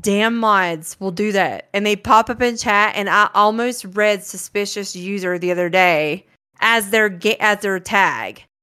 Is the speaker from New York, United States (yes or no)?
no; Branford, Florida, United States; moved away as an adult; now in Colorado, United States; I grew up in Florida with the Sticks and the Gators